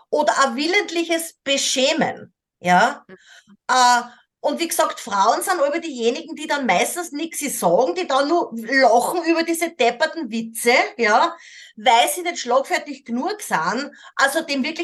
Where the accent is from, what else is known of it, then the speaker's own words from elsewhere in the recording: Austria; born there; Ich kenne das mhm. natürlich als gebürtige Österreicherinnen auch, also dieser, dieser Sarkasmus, diese Ironie.